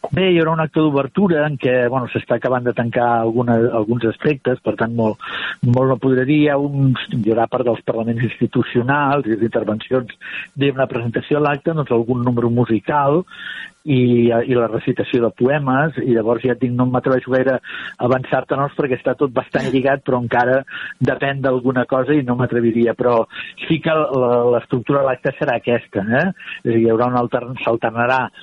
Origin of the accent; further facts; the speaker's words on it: Barcelona, Catalonia, Spain; era del meu barri, de Sant Andreu de, de Palomar